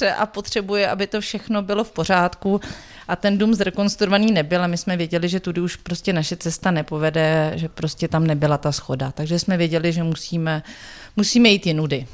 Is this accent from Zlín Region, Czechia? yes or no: no; Jihlava, Vysočina Region, Czechia; Já jsem holka z Vysočiny. Su holka z Vysočiny.